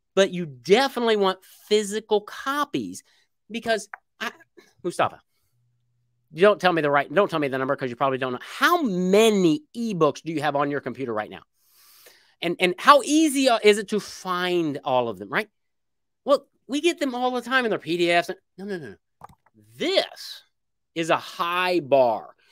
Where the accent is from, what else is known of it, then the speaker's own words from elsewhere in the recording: Indiana, United States; moved away as an adult; now in Little Rock, United States; I was born in Indiana, I moved to Little Rock, Arkansas